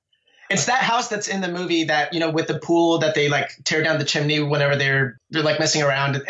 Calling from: Los Altos, California, United States; I'm calling out of Silicon Valley. I'm in Los Altos, California.

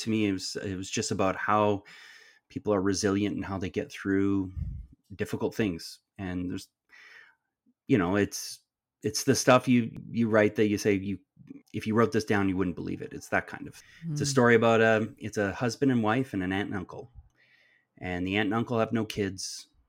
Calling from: Stratford, Ontario, Canada; I'm coming to you from the traditional territories of the Anishinaabe, the Haudenosaunee, the Wendat, and the Attawandaronk, which is otherwise known as the Stratford and Perth County area.

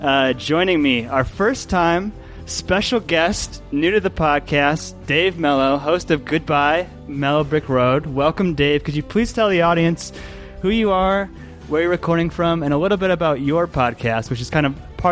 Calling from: Louisville, Colorado, United States; I'm recording from Louisville, Colorado

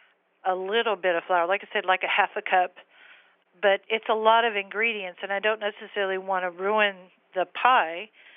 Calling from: San Antonio, Texas, United States; San Antonio, Texas area.

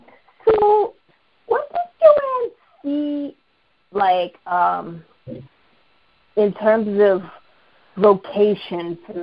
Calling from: Massachusetts, United States; Calling from Massachusetts.

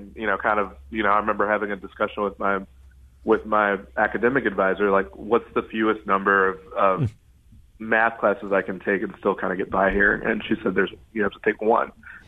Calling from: Chicago, Illinois, United States

